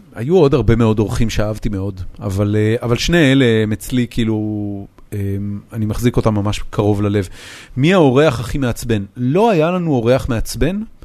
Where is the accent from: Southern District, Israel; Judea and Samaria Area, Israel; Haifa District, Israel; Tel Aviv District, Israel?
Haifa District, Israel; Haifa; moved away as an adult; זאת עיר הולדתי, זאת העיר שגדלתי בה